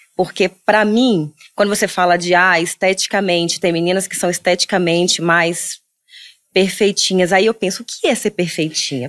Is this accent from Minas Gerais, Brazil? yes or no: yes; Minas Gerais, Brazil; now in Rio de Janeiro, Brazil; Sou mineira, hoje eu moro no Rio